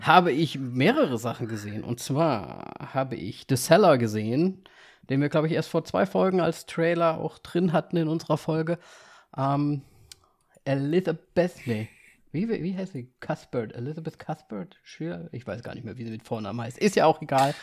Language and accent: German; Vienna, Austria; moved away; meiner Geburtsstadt war. Ich war in Wien